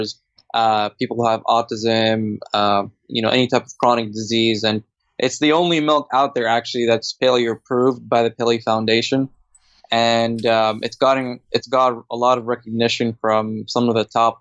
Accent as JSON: {"language": "English", "country": "Saudi Arabia", "tie": "born or raised there", "moved": "yes", "lives_now": "Australia", "said": "my hometown. Saudi Arabia"}